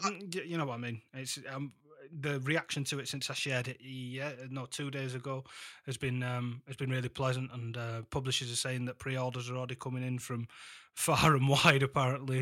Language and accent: English; Huddersfield, Yorkshire and the Humber, United Kingdom; here to my hometown